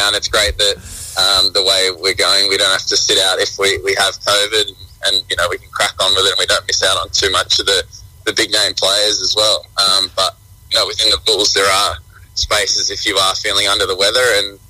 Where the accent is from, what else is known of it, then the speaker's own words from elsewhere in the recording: Australia; It means I have to give up my status here as an Australian. I was pretty close to doing it as a youngster and going over and giving it a crack in England